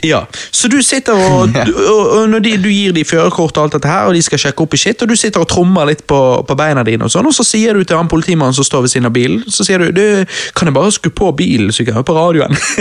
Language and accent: Norwegian; Bergen, Vestland, Norway; Vi er jo bergensere